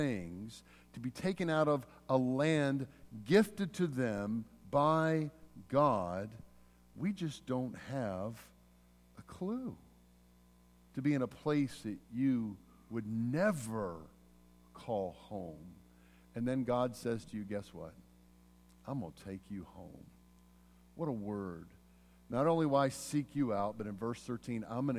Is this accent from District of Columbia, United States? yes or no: no; Mississippi, United States; moved away; also born or lived in Pennsylvania; I was born in Mississippi, but then I was taken into exile to a far and distant pagan country of Pennsylvania